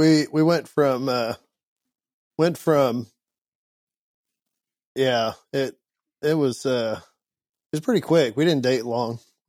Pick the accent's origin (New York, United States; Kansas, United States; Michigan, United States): Kansas, United States; central; moved away; I grew up in central Kansas, middle of Oz.